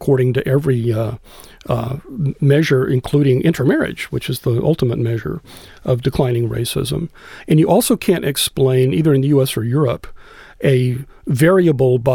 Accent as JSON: {"language": "English", "town": "Austin", "region": "Texas", "country": "United States", "tie": "born or raised there", "said": "when I was growing up in Austin"}